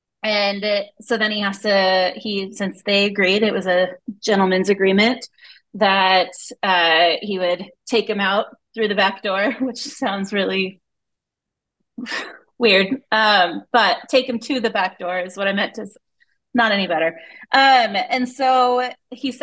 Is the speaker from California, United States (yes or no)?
no; Seattle, Washington, United States; growing up in Seattle